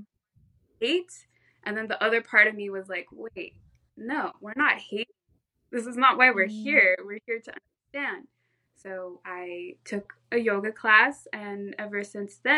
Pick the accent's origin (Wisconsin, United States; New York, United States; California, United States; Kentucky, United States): California, United States; Orange County; also born or lived in Santa Cruz, California; I was born and raised in Orange County, California, in Southern California